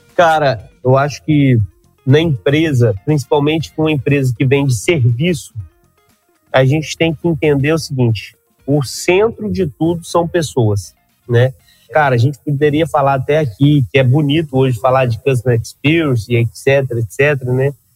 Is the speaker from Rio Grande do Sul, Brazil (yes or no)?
no; Minas Gerais, Brazil; Eu sou mineiro